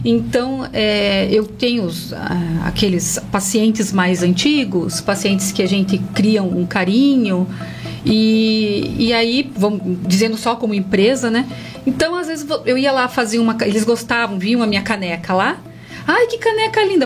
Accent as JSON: {"language": "Portuguese", "town": "Curitiba", "region": "Paraná", "country": "Brazil", "moved": "yes", "lives_now": "Castro, Brazil", "said": "eu também não sou daqui, de Castro, né? Sou de Curitiba. Quando eu vim para cá, eu abri o meu espaço"}